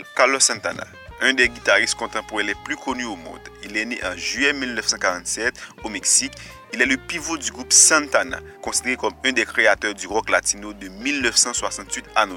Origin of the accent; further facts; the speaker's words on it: Haiti; chez nous en Haïti